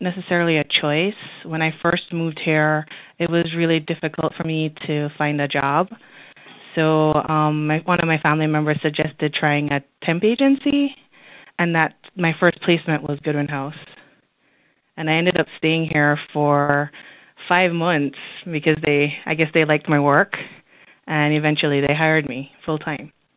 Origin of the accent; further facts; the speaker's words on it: Jamaica; moved away as an adult; also born or lived in Washington, D.C.; now in Alexandria, United States; growing up in Jamaica was definitely different than living in the United States